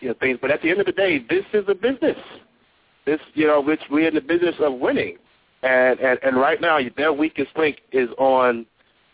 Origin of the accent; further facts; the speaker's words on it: Northeast, United States; I'm from the Northeast.